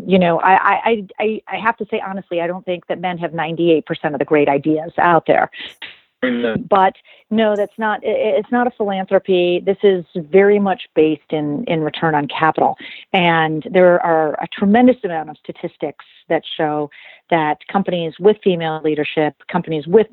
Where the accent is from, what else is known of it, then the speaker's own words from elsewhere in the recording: Rockford, Illinois, United States; I grew up in a small town in Illinois called Rockford, Illinois